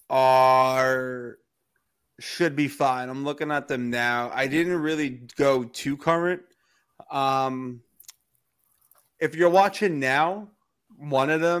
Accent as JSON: {"language": "English", "town": "Baltimore", "region": "Maryland", "country": "United States", "said": "I'm from Baltimore"}